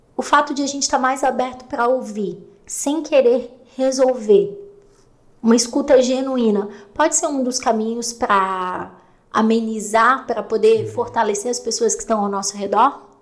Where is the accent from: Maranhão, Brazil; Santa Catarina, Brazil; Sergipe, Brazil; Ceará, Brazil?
Santa Catarina, Brazil; Serra Catarinense; eu sou da Serra Catarinense, então eu venho dessa coisa